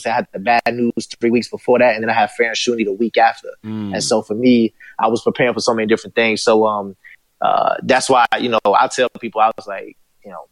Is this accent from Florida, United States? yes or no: yes; Tampa, Florida, United States; I'm from Tampa, Florida